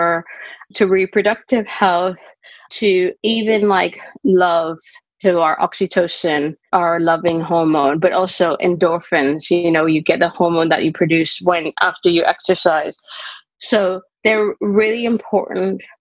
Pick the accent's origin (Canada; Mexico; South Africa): Canada; moved away as an adult; now in United Kingdom; I'm originally Canadian, but I've lived in the UK for over 20 years